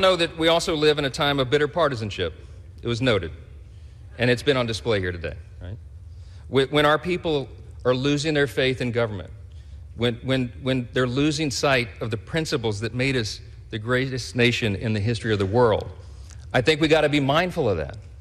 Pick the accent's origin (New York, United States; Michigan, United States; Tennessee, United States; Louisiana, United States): Louisiana, United States; Shreveport; in the fire department in my hometown of Shreveport, Louisiana, a little town in northwest Louisiana.